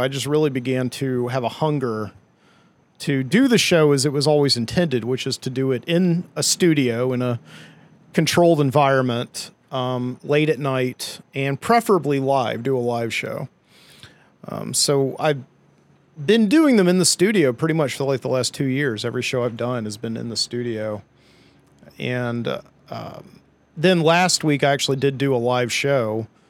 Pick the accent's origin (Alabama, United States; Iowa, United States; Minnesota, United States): Alabama, United States; Birmingham; Birmingham, Alabama, my hometown